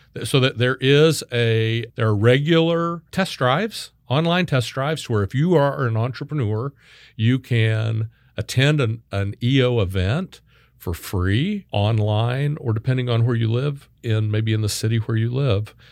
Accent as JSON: {"language": "English", "town": "Wichita", "region": "Kansas", "country": "United States", "tie": "born or raised there", "moved": "yes", "lives_now": "Texas, United States", "said": "I was born and raised in Wichita, Kansas."}